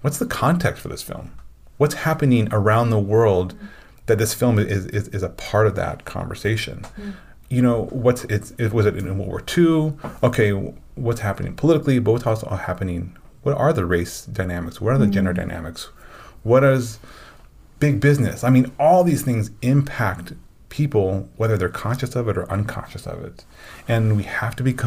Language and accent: English; Illinois, United States; I grew up in Illinois